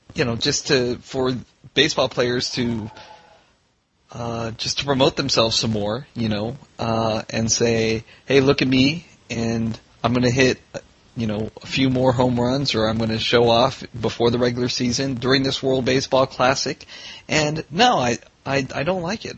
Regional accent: Vietnam; moved away; I was born in Vietnam

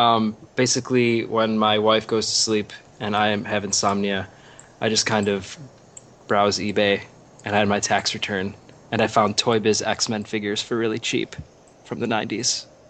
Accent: East Coast, United States; accent: nasal A; I'm from the East Coast, so I have that nasal A, so I say manga.

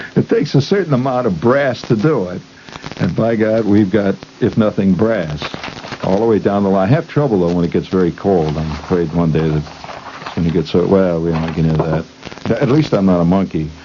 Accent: United States; We're Americans. We're not French. We're not English. We're not uh, Japanese

